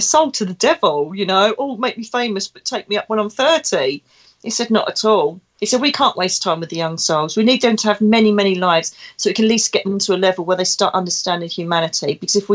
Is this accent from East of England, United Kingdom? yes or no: yes; Essex, East of England, United Kingdom; now in Devon, United Kingdom; you can most probably tell from my dulcet tones I come from Essex. I'm an Essex girl living in Devon.